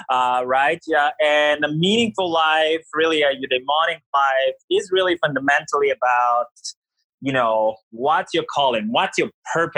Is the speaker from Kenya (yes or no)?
no; Bulgaria; moved away as an adult; also born or lived in United States / England / Greece / Canada; I'm from Bulgaria originally. I grew up in Bulgaria. You know, I moved to the United States for college.